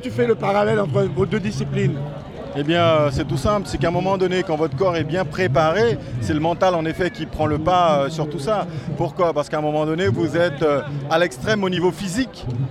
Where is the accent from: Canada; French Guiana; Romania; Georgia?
French Guiana; en tant que Guyanais